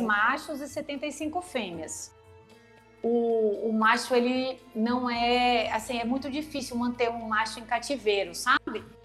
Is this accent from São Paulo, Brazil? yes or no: yes; São Paulo, Brazil; now in Natal, Brazil; Eu sou paulista, mas como eu tenho Girimum Card, eu sou quase natalense já. É a oitava vez que eu moro aqui em Natal.